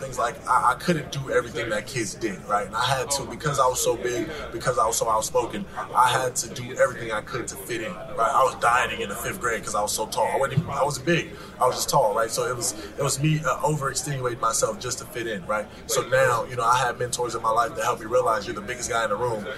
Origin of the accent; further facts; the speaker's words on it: Los Angeles, California, United States; growing up in South Central Los Angeles